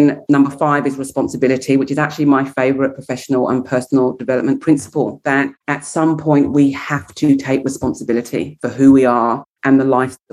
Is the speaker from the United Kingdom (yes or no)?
yes; England, United Kingdom; being English